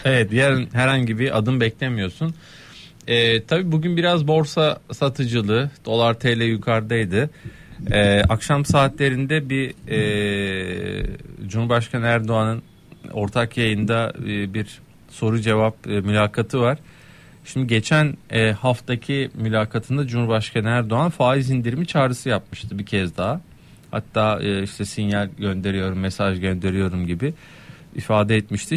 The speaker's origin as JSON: {"language": "Turkish", "region": "Kastamonu", "country": "Turkey", "tie": "born or raised there", "said": "bugün de benim memleketim Kastamonu."}